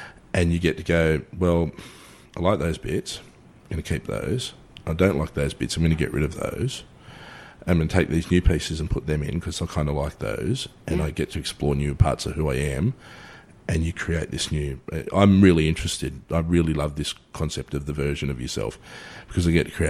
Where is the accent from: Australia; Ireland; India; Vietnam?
Australia; I'm Australian